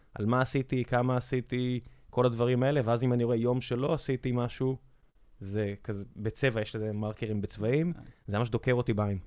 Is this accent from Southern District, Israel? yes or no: yes; Beersheba, Southern District, Israel; moved away; also born or lived in Tel Aviv; כילד באר שבעי, ואז כשעברנו לתל אביב